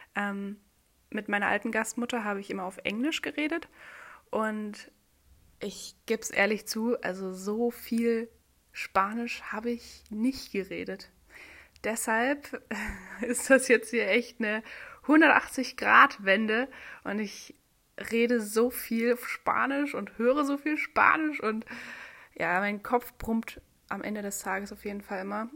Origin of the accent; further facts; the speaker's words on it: Germany; dass ich Deutsche bin